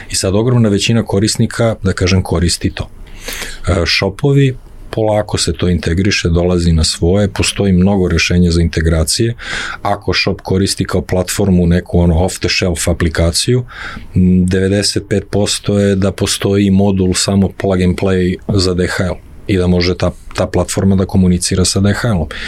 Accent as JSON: {"language": "Croatian", "country": "Serbia", "said": "kod nas u Srbiji"}